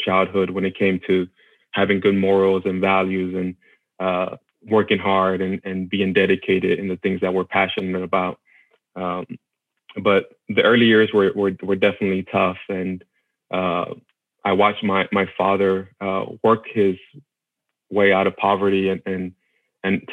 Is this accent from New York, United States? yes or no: no; Austin, Texas, United States; I'm originally from Austin, Texas. That's where okay. we grew up in, actually right outside of Austin in a small area called Del Valle.